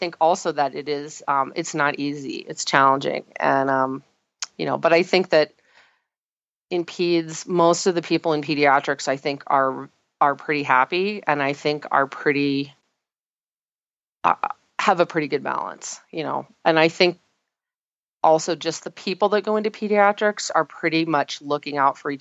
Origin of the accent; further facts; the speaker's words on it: Tulsa, Oklahoma, United States; moved away; I actually am originally from Oklahoma, which has a very large osteopathic presence. And I'm from Tulsa